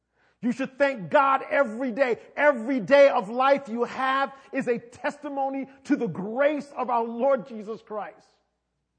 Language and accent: English; New York City, New York, United States; I'm from New York. When you grow up in New York City